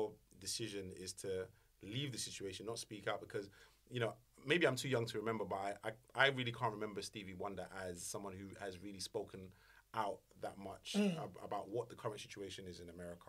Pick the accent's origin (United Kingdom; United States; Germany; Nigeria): Nigeria